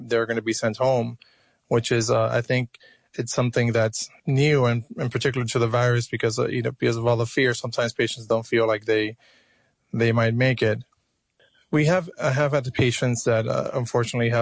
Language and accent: English; Miami, Florida, United States; also born or lived in Cuba; now in New York, United States; I was born in Cuba. I was raised in Miami, Florida